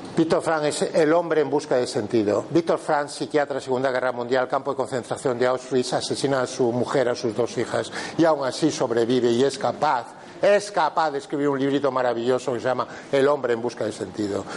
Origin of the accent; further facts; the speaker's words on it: Pontevedra, Galicia, Spain; yo soy de Pontevedra